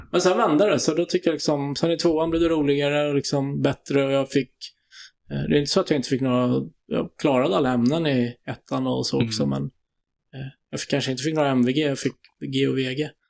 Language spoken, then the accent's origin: Swedish; Stockholm, Stockholm County, Sweden; moved away as an adult; now in Sollentuna, Sweden; är från Kungsholmen, född på Kungsholmen